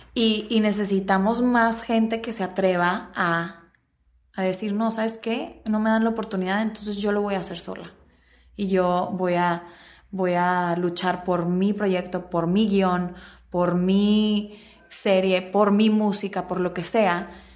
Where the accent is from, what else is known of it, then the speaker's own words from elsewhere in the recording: Mexico; moved away as an adult; now in Los Angeles, United States; soy mexicana